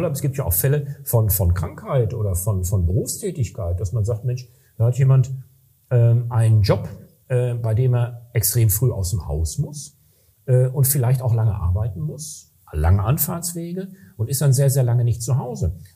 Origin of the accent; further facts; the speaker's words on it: Recklinghausen, North Rhine-Westphalia, Germany; da hatten wir in Nordrhein-Westfalen, ich komme aus Recklinghausen, das ist ein relativ schneearmes Gebiet